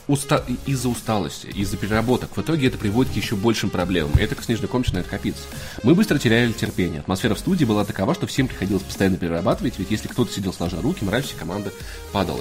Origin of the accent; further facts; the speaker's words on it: Voronezh, Voronezh Oblast, Russia; now in Moscow, Russia; мой родной город Воронеж